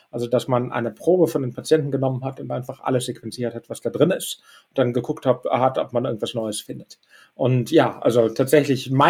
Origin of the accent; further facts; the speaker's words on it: Düsseldorf, North Rhine-Westphalia, Germany; ich meine, wir sind alle äh, Düsseldorfer und Rheinländer.